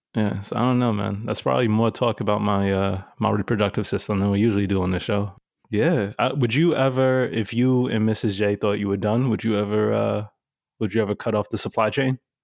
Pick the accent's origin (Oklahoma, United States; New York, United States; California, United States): New York, United States; New York City; Growing up in New York City